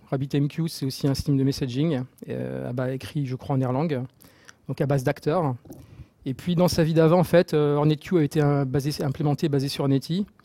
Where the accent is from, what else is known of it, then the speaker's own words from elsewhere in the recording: Marseille, Provence-Alpes-Côte d'Azur, France; Euh, je viens de Marseille, donc euh, comme j'ai dit, et je suis là-bas euh, aussi Marseille Java User Group Leader.